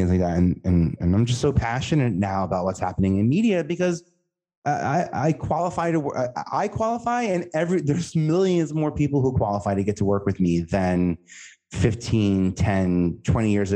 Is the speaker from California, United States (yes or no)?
no; New York City, New York, United States; I know I'm from Staten Island and I know we're from New York